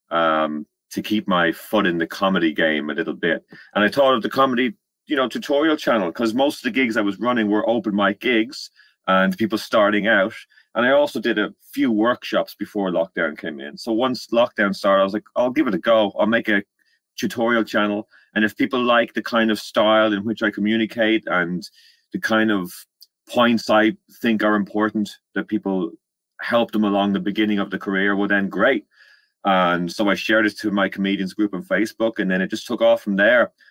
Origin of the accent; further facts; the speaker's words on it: Ireland; accent: Irish; moved away as an adult; now in London, United Kingdom; Uh, now I'm from Ireland, as you can probably tell by my accent, and I moved over to London in 2015.